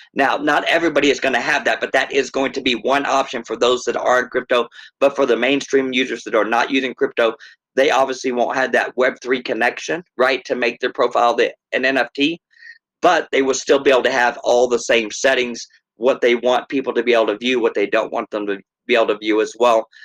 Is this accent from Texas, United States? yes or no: yes; Texas, United States; moved away as an adult; now in Minnesota, United States; originally from Texas